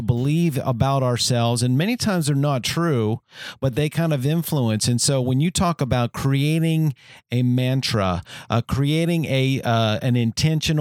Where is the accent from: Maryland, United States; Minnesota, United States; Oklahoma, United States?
Maryland, United States; Bowie; also born or lived in Washington, D.C.; I was born in Washington, D.C. and grew up for most of my life in Bowie, Maryland.